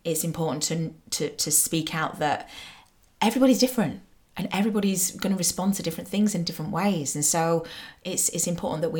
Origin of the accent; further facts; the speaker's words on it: Manchester, North West England, United Kingdom; I'm from Manchester, and you have to love the rain if you're from Manchester